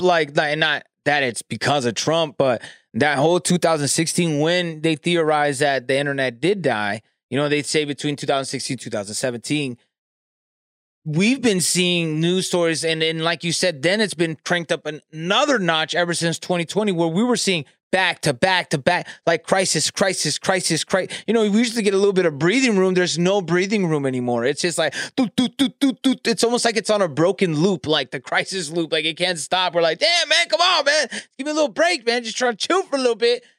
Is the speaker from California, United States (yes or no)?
yes; California, United States; I'm from California